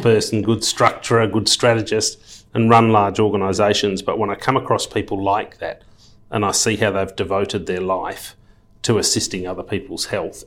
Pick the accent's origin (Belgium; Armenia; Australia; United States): Australia; Perth, Western Australia; moved away as an adult; also born or lived in London / Sydney / Luxembourg; born and bred in Perth, left school at fifteen